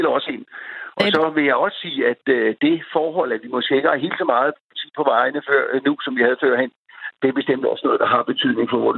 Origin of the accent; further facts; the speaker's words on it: Denmark; vi gennemgående som danskere kører jo rimelig pænt